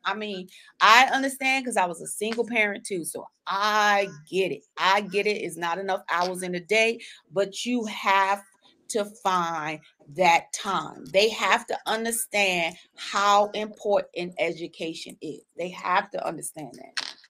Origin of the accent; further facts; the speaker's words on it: South Carolina, United States; moved away as an adult; also born or lived in Sanford, North Carolina; my hometown in South Carolina, like our high school is really our safe zone